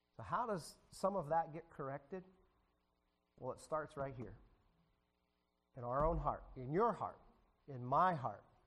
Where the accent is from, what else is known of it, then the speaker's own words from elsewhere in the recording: United States; As American citizens